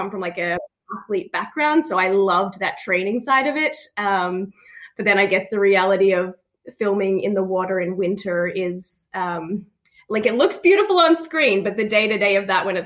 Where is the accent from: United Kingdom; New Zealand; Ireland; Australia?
Australia; Melbourne, Victoria; moved away as an adult; also born or lived in Los Angeles; I'm from Melbourne, born and raised here